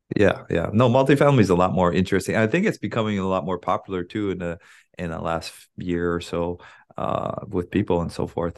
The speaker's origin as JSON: {"language": "English", "area": "Big Island", "region": "Hawaii", "country": "United States", "lives_now": "Honolulu, United States", "said": "I'm from Big Island, but I live in Oahu now"}